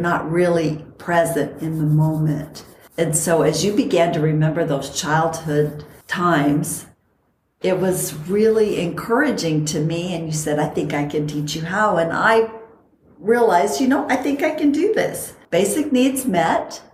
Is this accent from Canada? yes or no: no; Costa Rica; moved away; also born or lived in San Bernardino Mountains, California; I grew up in Costa Rica where it is the best weather